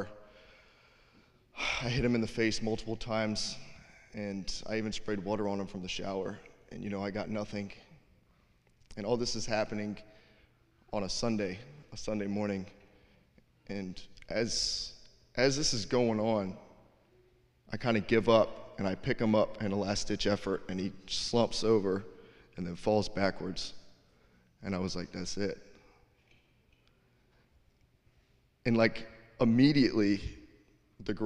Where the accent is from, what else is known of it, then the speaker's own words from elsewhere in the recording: Savannah, Georgia, United States; moved away; I'm from Savannah, Georgia